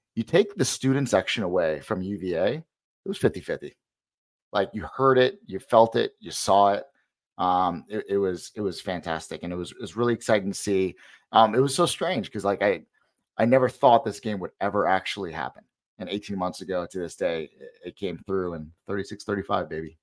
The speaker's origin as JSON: {"language": "English", "town": "Charlottesville", "region": "Virginia", "country": "United States", "tie": "born or raised there", "said": "Charlottesville is actually my hometown, right? So, grew up around U V A fans, grew up going to Scott Stadium"}